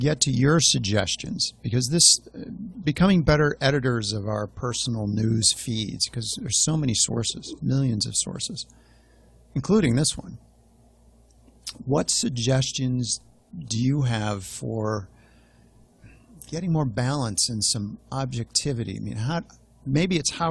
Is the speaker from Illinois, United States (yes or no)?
yes; Chicago, Illinois, United States; When I was growing up in Chicago